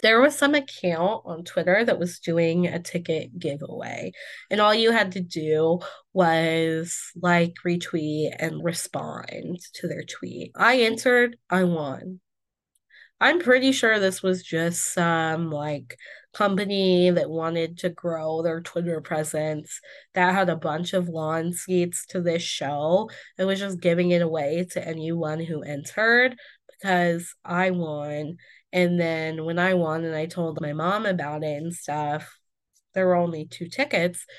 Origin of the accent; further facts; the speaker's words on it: Indiana, United States; I am from Indiana